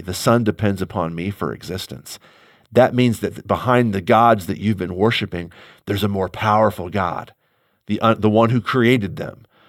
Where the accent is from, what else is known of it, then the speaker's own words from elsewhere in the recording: St. Louis, Missouri, United States; I am an American Midwesterner. I have no control over that. I was born in St. Louis you know, I've lived here for almost all of my life